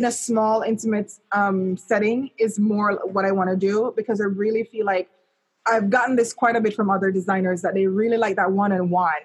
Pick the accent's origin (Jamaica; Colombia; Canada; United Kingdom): Jamaica; moved away; I remember growing up in Jamaica